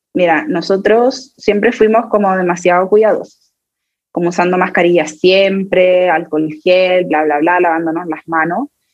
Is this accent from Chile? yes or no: yes; Chile; en mi país, yo vivo acá en Chile